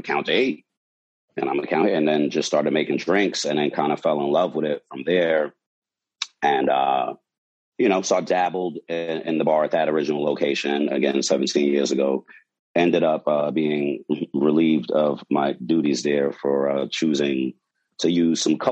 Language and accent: English; New York City, New York, United States; back when I was about 16, you know, growing up in Brooklyn